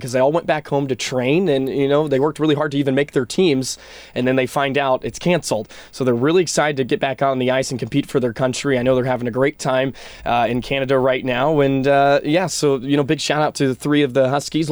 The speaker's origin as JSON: {"language": "English", "town": "Dallas", "region": "Texas", "country": "United States", "moved": "as an adult", "lives_now": "St. Cloud, United States", "said": "I'm from Dallas, Texas"}